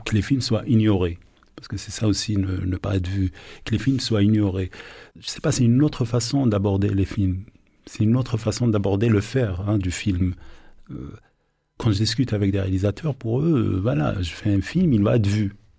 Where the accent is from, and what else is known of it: Algeria; born or raised there